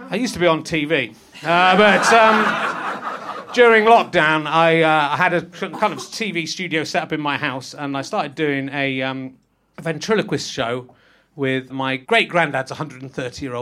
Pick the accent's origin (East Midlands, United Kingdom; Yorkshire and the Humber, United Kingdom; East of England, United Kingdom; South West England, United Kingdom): Yorkshire and the Humber, United Kingdom; born there; I was born in Yorkshire and I retain my accent, unlike you.